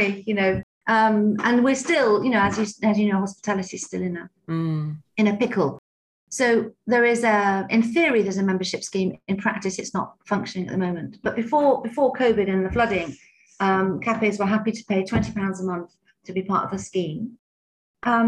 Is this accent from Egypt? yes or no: no; United Kingdom; we're quite British